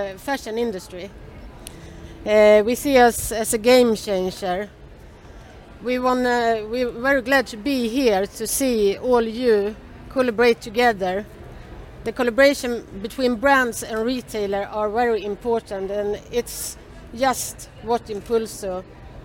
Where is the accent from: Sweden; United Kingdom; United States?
Sweden; I'm an entrepreneur from Sweden.